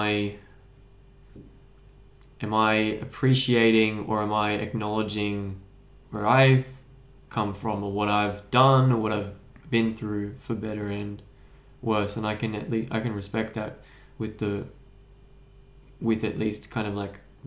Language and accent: English; Kallangur, north side of Brisbane, Queensland, Australia; I grew up in Kawongba on the north side of Brisbane.